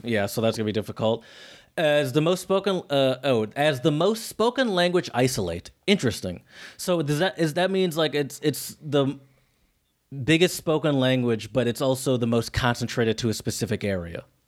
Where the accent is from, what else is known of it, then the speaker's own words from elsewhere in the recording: United States; me as an American that has attempted to learn other European languages